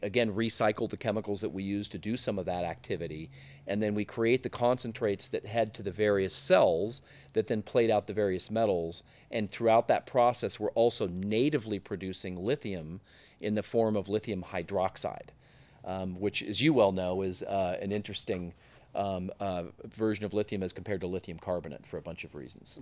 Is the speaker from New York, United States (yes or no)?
no; Silicon Valley, California, United States; I was born and bred in Silicon Valley, and, um, uh, grew up there